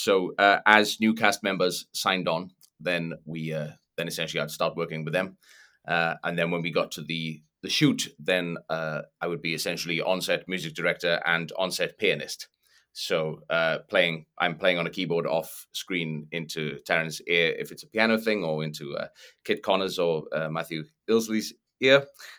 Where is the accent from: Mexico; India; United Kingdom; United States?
United Kingdom; Wales; I'm from